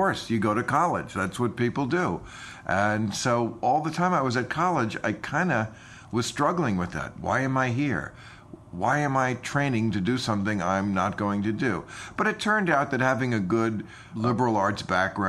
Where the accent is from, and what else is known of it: River Vale, New Jersey, United States; born or raised there; also born or lived in New York City, New York